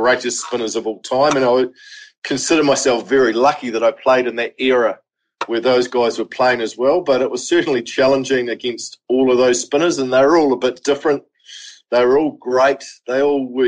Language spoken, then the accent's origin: English; New Zealand; as a kid growing up in New Zealand